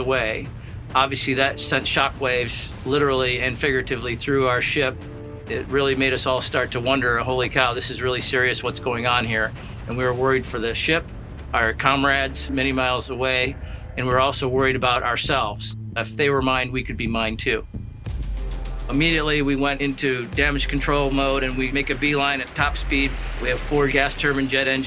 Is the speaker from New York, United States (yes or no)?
yes; Holland Patent, New York, United States; I'm from Holland Patent, New York